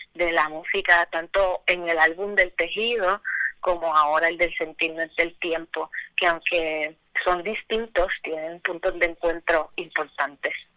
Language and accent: Spanish; Puerto Rico; now in Cayey, Puerto Rico; Yo soy original del Bonito